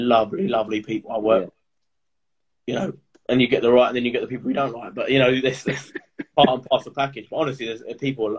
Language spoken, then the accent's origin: English; Essex, East of England, United Kingdom; I'm from Essex